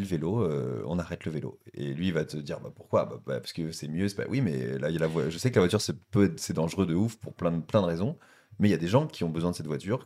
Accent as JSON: {"language": "French", "region": "Normandy", "country": "France", "said": "je viens de Normandie"}